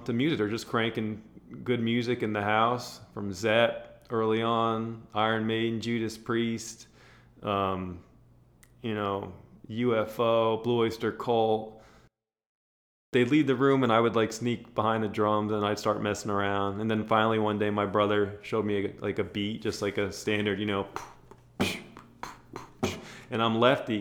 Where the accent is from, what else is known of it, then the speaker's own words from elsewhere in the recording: New Jersey, United States; now in Los Angeles, United States; I grew up in Jersey